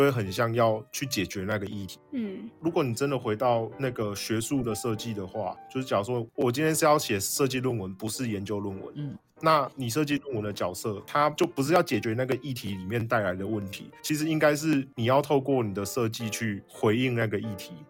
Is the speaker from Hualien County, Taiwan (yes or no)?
no; Taoyuan, Taiwan; 我桃园人啊